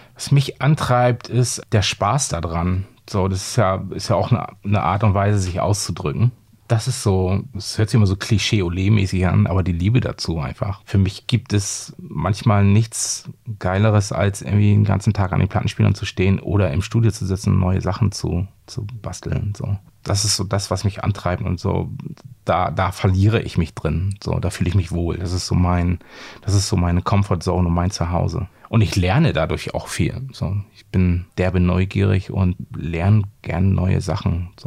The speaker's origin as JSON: {"language": "German", "town": "Bremerhaven", "region": "Bremen", "country": "Germany", "tie": "born or raised there", "moved": "as an adult", "lives_now": "Hamburg, Germany", "said": "ich komme ja ursprünglich aus Bremerhaven"}